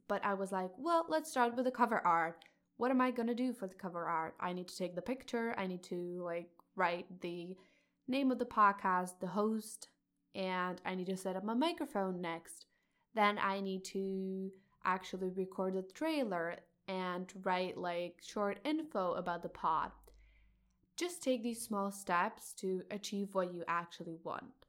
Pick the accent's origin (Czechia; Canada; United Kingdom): Czechia; I'm a high school student, and I'm from Czech Republic